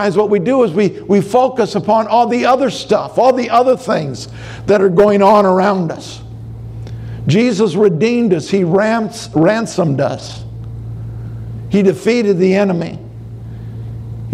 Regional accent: Minnesota, United States; I'm from Minnesota

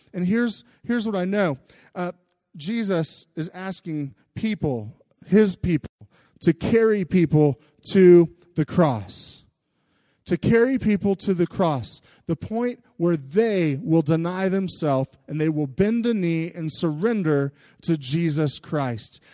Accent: United States; especially to us in America.

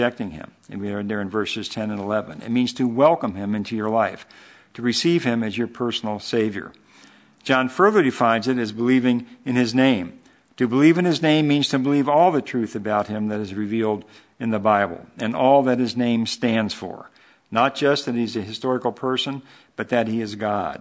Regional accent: Hartwell, Georgia, United States; growing up in Hartwell

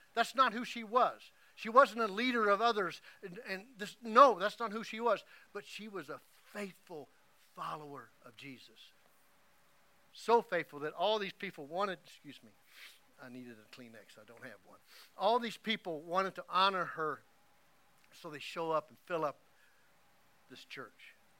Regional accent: Oklahoma, United States; moved away; every time I go back to Oklahoma and to my hometown

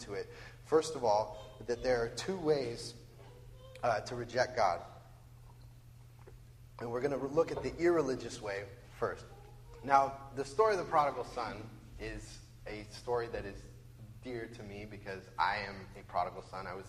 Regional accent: Bellevue, Washington, United States; also born or lived in Western Samoa; I grew up in Bellevue

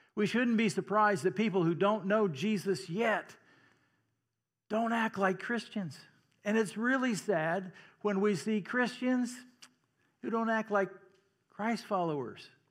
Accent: Iowa, United States; I'm from Iowa, so that's how I pronounce Missouri.

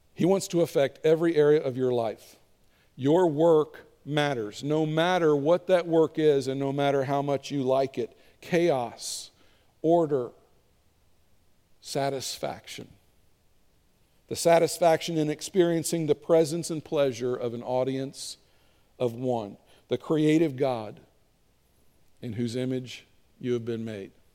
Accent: Kentucky, United States; I'm from Kentucky. We call it a sweeper

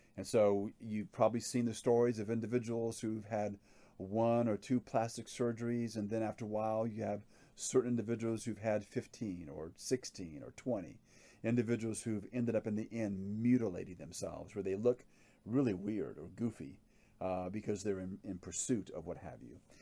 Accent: Hawaii, United States; I grew up in Hawaii

